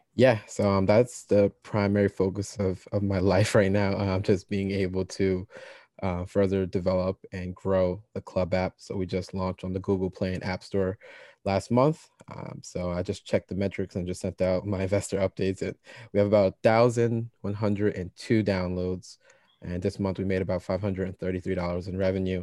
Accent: Ewing, New Jersey, United States; also born or lived in Trenton, New Jersey; I was born in Trenton, uh, when I started grade school, uh, so I did preschool in Trenton, then started kindergarten

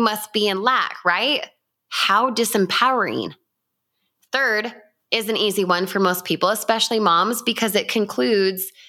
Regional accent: Utah, United States; I grew up in Utah

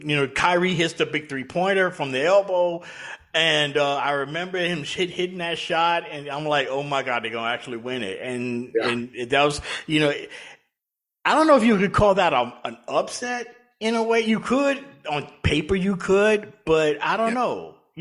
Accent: Louisiana, United States; now in Atlanta, United States; Being from Louisiana, living in Louisiana at the time. Now I'm living in Atlanta, but you know, living and growing up in Louisiana

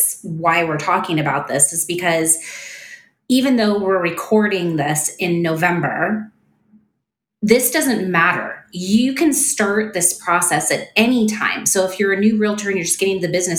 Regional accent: Canada; now in United States; I am Canadian and my husband is Australian

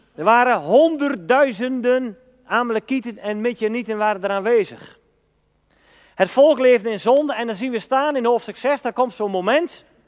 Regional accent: Elburg, Gelderland, Netherlands; bij ons in Elburg en omgeving

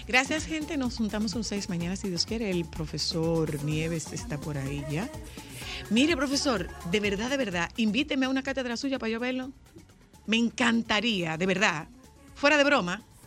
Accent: Nagua, María Trinidad Sánchez, Dominican Republic; mi pueblo, de Nagua

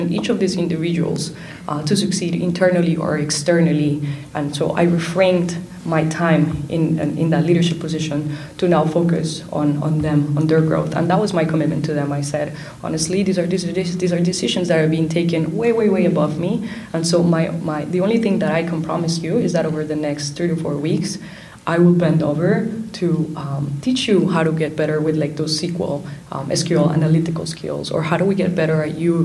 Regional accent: Miami, Florida, United States; we grew up in Miami, first generation immigrant community

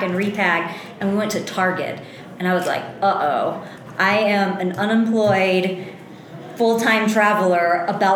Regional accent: Louisiana, United States; I am born and raised in Louisiana.

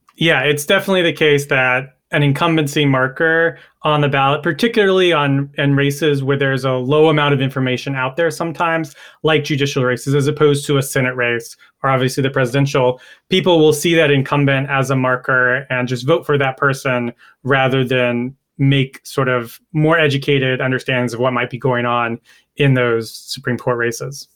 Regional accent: North Carolina, United States; North Carolina is my home state

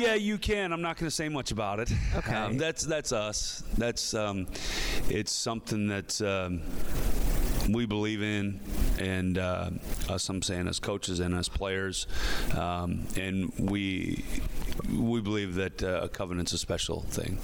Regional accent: Midwest, United States; moved away as an adult; now in Philadelphia, United States; we're from the Midwest

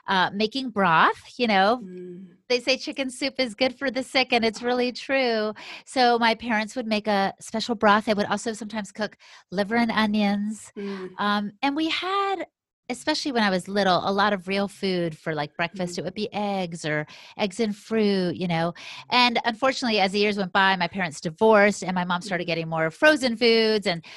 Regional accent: United States; I've got 100% Latina blood, you know, but I'm American by birth and by the way they raised me

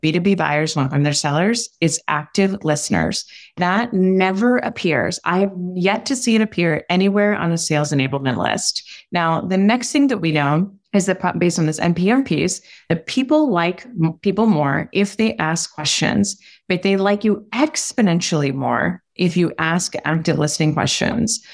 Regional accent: Switzerland; I was born in Switzerland, we go to really long dinners and we talk a lot

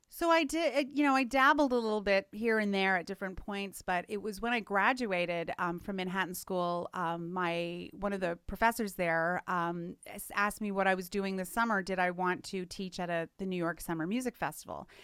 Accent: Canada; moved away; I'm from Canada originally

